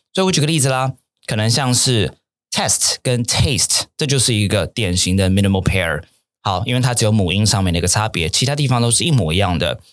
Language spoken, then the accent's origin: Chinese; Taiwan; also born or lived in Japan; 因为我是台湾人嘛